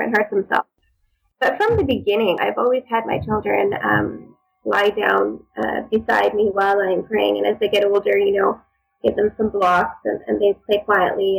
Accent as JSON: {"language": "English", "town": "Edmonton", "region": "Alberta", "country": "Canada", "tie": "born or raised there", "said": "I was born and raised here in Canada, Edmonton, Alberta, to be exact"}